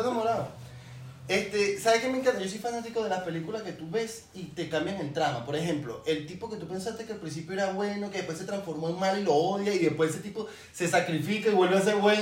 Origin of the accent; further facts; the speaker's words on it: Venezuela; moved away as an adult; nosotros somos de Venezuela